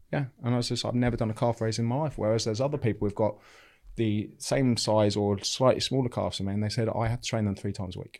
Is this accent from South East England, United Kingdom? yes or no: yes; Bognor Regis, South East England, United Kingdom; I grew up in, in Bognor Regis in West Sussex. I still live in Bognor Regis now.